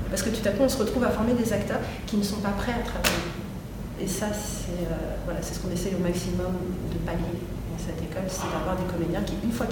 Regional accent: France; also born or lived in Paris; je suis française, parce que je suis fille de musicien

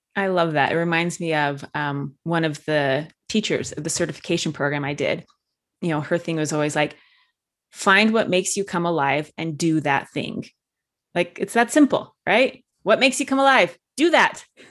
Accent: Utah, United States; I grew up in Utah, which is very, there's a lot of Orthodox, uh, religious people here

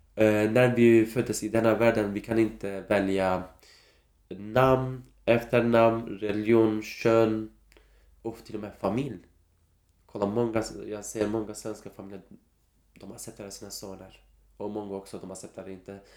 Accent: Kurdistan, Turkey; Swedish is a second language; moved away as an adult; now in Sweden; jag är som en kurd, kurdisk kille

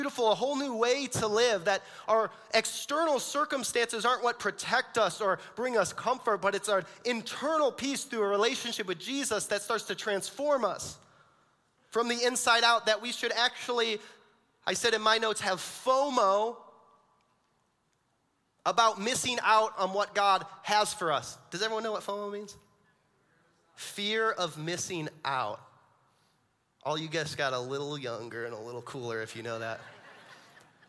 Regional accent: Orion, Michigan, United States; we're from Orion

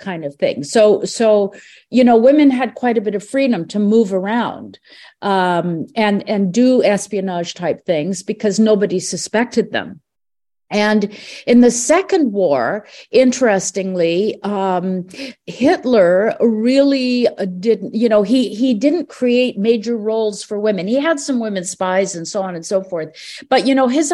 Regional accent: Canada; I was born here in Canada

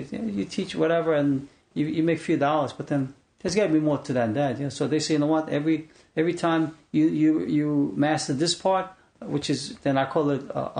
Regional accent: South Korea; now in United States; we're Koreans.

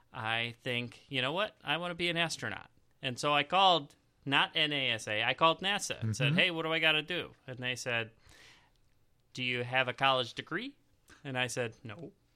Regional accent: Chicago, Illinois, United States; Okay, so I'm from the Chicago area. You might have figured that out.

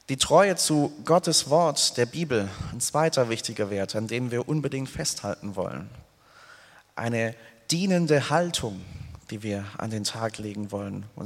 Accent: Hemmingen, Baden-Württemberg, Germany; Ich habe sieben Jahre hinweg in einem Musikverein im Spielmanns- und Fanfarenzug in meinem Heimatort Hemmingen gespielt, Querflöte gespielt.

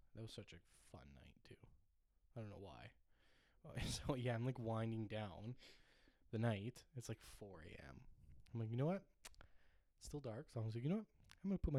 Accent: Ireland; I'm Irish, okay, that is tea.

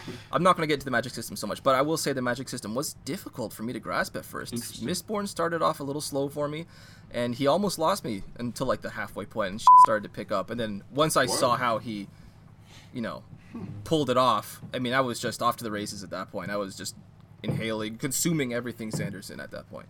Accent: Canada; As a Canadian who grew up, you know, kind of immersed in a lot of the French language and culture

